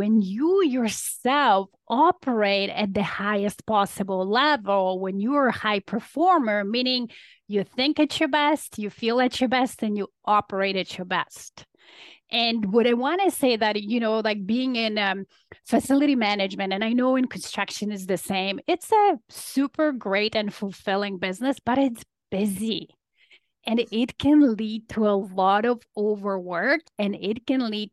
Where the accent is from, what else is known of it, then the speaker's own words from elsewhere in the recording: Poland; now in Toronto, Canada; I'm an immigrant to Canada. So I came from Poland